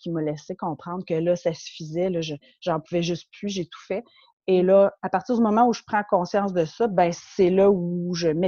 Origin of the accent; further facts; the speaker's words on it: Montreal, Quebec, Canada; je suis québécoise, ouais, née à Montréal et je vis maintenant à la campagne.